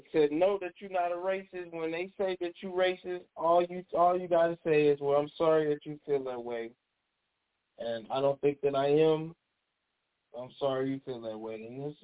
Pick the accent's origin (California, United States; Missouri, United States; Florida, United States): Missouri, United States; St. Louis; moved away as an adult; now in Baton Rouge, United States; Well, I'm from St. Louis.